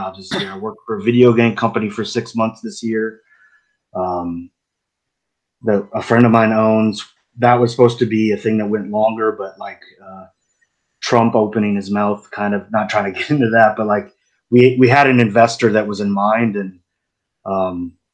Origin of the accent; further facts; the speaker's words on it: Nashville, Tennessee, United States; moved away as an adult; now in New York, United States; I'm originally from Nashville. I grew up there. I've been living in New York now for, the past, 17, 18 years now.